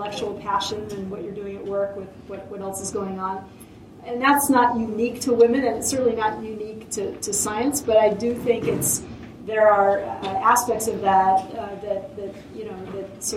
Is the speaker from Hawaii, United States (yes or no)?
yes; Hilo, Hawaii, United States; moved away; I grew up in Hilo, Hawaii